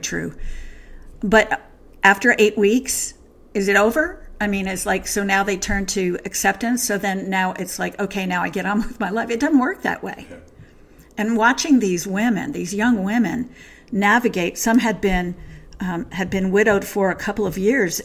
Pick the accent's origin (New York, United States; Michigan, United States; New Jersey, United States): New Jersey, United States; I'm from New Jersey